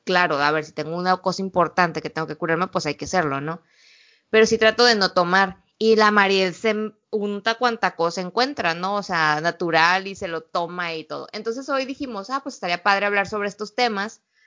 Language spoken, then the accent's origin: Spanish; Sinaloa, Mexico; moved away; Curiosamente todo el mundo quiere saber de qué parte de México soy. Y ya cuando les digo Sinaloa